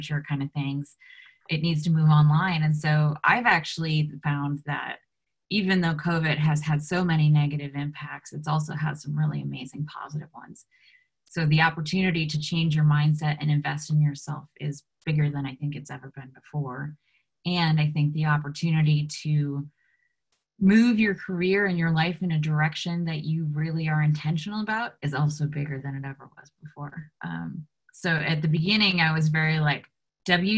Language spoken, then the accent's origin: English; United States; being United States Americans